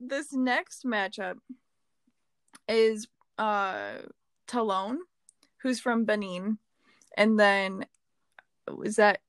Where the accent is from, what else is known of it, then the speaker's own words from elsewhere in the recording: Wisconsin, United States; I was born in Wisconsin, but I was living in Wisconsin.